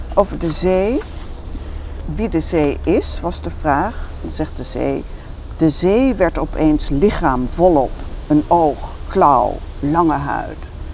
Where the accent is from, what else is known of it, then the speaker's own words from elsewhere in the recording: Veluwe, Gelderland, Netherlands; ik ben bijvoorbeeld grootgebracht op de Veluwe in de gereformeerde traditie